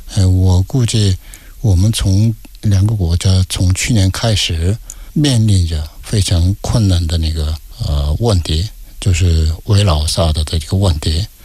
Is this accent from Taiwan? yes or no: no; South Korea; Chinese is a second language; moved away as an adult; also born or lived in Beijing, China; 我们韩国人说是特派员